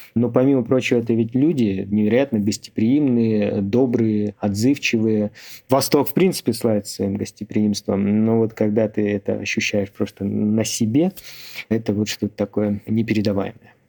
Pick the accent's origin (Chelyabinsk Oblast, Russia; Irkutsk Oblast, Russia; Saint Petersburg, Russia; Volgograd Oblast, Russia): Irkutsk Oblast, Russia; я сам из Иркутской области